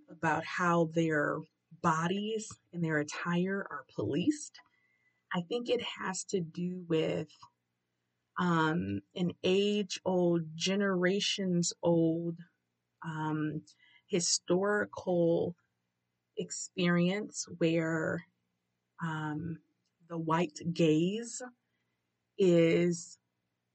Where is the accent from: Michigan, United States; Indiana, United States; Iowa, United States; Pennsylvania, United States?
Michigan, United States; Detroit; I grew up, was born and raised in Detroit, Central Detroit, literally around the corner from Central High School